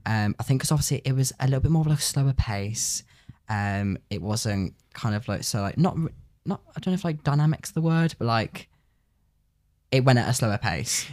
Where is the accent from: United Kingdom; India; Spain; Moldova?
United Kingdom; Coventry, West Midlands; I'm from Coventry.